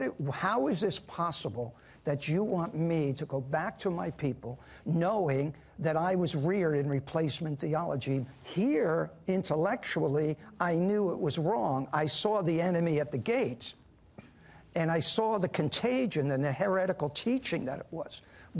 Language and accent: English; Netherlands; born there; I was born in Holland. And that was, at that time, Nazi-occupied Holland